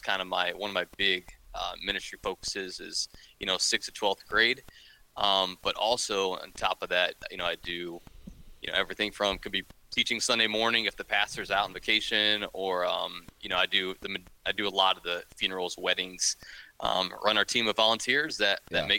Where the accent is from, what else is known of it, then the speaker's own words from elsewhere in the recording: Northern Ohio, United States; also born or lived in Kansas; I was born and raised in Ohio, up in Northern Ohio